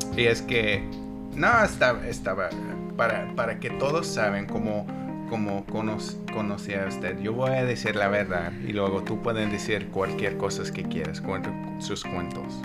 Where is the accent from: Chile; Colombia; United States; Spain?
United States; Lehi, Utah; Spanish is a second language; nací aquí en los Estados Unidos, en un pueblito, se llama Lehigh